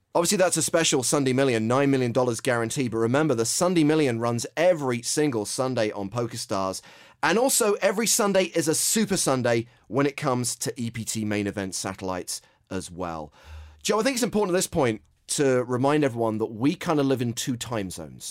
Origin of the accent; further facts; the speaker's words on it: England, United Kingdom; as an Englishman